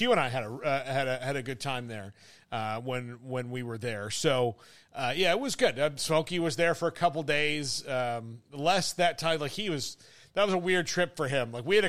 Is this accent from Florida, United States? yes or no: yes; Fort Myers, Florida, United States; also born or lived in Tallahassee, Florida / Tampa, Florida; I'm from Fort Myers. I went to school in Tallahassee. I lived mm-hmm. in Tampa.